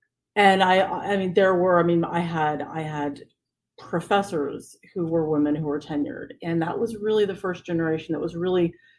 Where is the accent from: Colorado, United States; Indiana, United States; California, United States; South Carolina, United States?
California, United States; San Francisco; When I told them I was from San Francisco, their eyes just lit up. And, you know, growing up, my mother would tell me, you're from someplace very special.